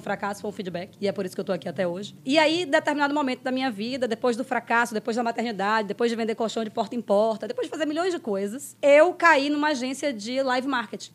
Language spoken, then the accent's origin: Portuguese; Salvador, Bahia, Brazil; moved away as an adult; also born or lived in London; now in São Paulo, Brazil; mudamos de Salvador para São Paulo e eu vim como parceira de André